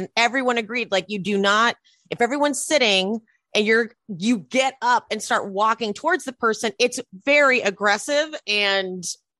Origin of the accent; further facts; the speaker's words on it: Los Angeles, California, United States; growing up in Los Angeles, Jersey couldn't be further from what I grew up with.